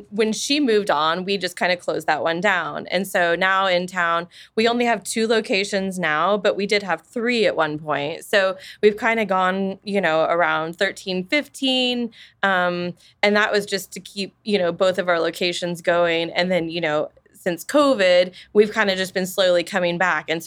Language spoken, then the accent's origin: English; Wichita, Kansas, United States; I was born and raised in Wichita. Mm. Um, we moved out of town uh, for a brief period, but mostly we've been here. We raised our kids here